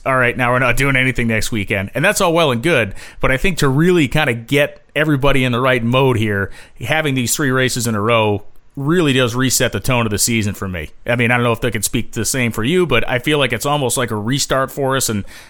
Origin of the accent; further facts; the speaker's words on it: New England, United States; as a guy from New England, I can tell you that what we don't have here is deserts.